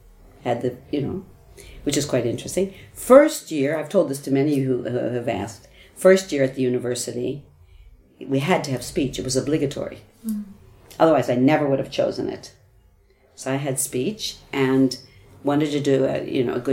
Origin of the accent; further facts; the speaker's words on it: United States; first language English; moved away as an adult; now in Sweden; I was an English teacher from America